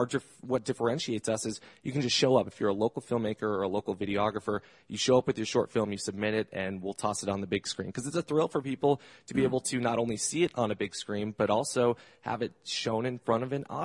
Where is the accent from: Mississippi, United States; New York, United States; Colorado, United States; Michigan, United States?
Colorado, United States; Arvada; Arvada, Colorado.